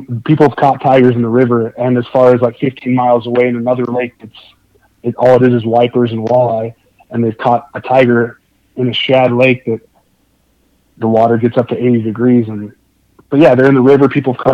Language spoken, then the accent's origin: English; Los Angeles, California, United States; also born or lived in Wyoming / Salt Lake City, Utah; now in Utah, United States; I grew up fishing bass in Southern California